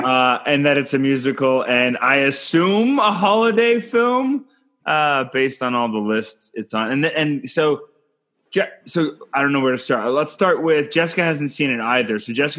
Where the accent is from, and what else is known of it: Canada